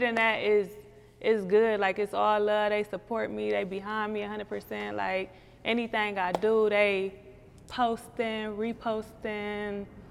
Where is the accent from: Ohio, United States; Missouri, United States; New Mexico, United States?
Ohio, United States; Cleveland; I'm from St. Clair